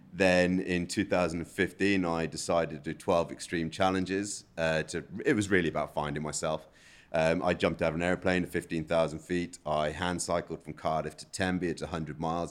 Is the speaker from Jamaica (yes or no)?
no; South Africa; now in United Kingdom; I'm from South Africa, where we don't have a public transport.